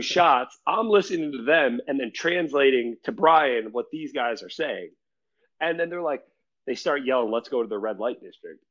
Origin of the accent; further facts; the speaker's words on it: United States; I'm from the U.S.